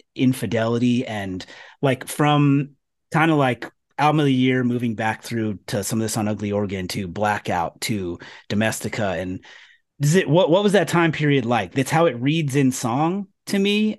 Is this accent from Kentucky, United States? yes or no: no; California, United States; moved away; I'm from California